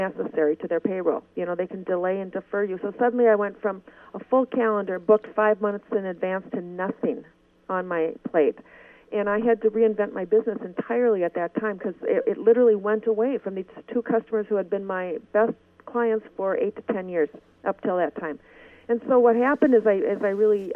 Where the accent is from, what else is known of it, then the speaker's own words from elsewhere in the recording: Minnesota, United States; You can tell I'm from Minnesota